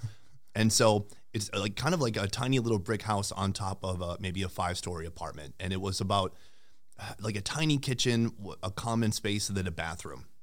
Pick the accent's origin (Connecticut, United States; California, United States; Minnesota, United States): Minnesota, United States; St. Cloud; moved away as an adult; also born or lived in Sauk Rapids, Minnesota / South Korea / Vietnam; I'm from Saint Cloud originally. I went to school in Sauk Rapids